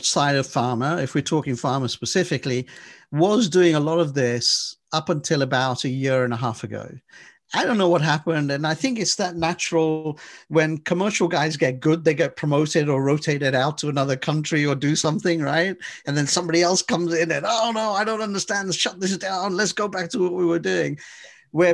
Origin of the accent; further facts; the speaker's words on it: England, United Kingdom; We came from England. We're the originators of the roundabouts.